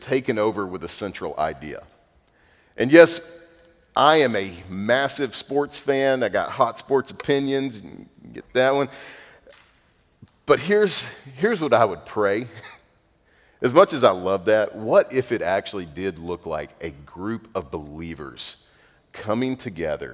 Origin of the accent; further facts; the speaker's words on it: North Zulch, Texas, United States; I'm from North Zulch, Texas